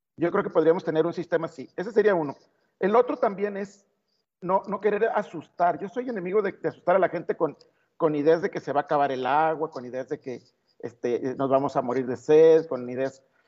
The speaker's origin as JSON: {"language": "Spanish", "country": "Mexico", "said": "somos solidarios los mexicanos"}